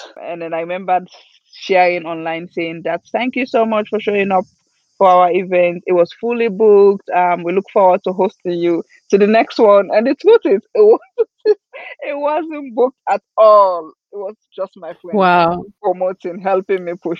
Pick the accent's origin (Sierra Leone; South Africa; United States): Sierra Leone; also born or lived in Guinea; My family's from Guinea, but I was born in Sierra Leone, raised culturally as a Fulani kid